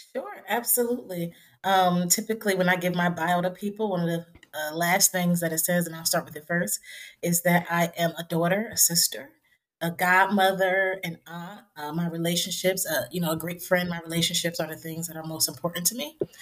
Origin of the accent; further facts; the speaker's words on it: Trenton, New Jersey, United States; my hometown of Trenton, New Jersey